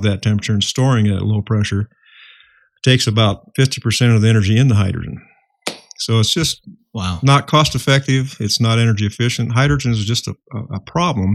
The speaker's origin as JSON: {"language": "English", "region": "Iowa", "country": "United States", "tie": "born or raised there", "said": "I was born and raised in Iowa"}